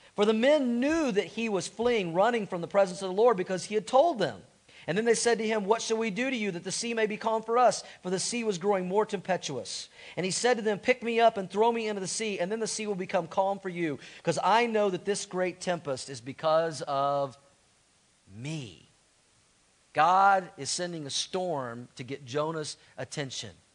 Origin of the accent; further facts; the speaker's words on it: Tulsa, Oklahoma, United States; I grew up in Tulsa